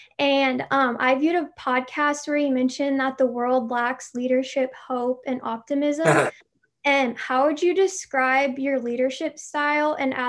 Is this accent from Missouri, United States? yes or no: yes; Kansas City, Missouri, United States; I'm from Kansas City, Missouri.